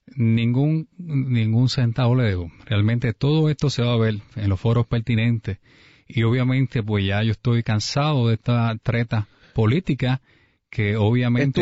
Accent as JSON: {"language": "Spanish", "town": "Humacao", "country": "Puerto Rico", "tie": "born or raised there", "said": "nacido y criado en Humacao"}